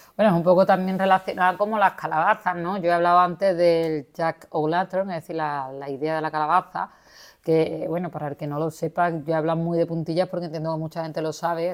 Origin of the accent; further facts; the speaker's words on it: Spain; aquí en, nuestra España querida